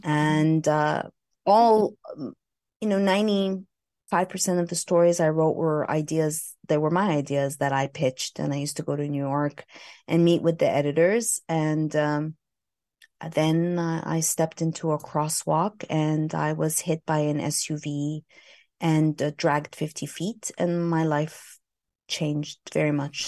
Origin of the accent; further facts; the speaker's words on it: Montreal, Quebec, Canada; moved away as an adult; also born or lived in Vancouver / Los Angeles, California; I hail from Montreal, Canada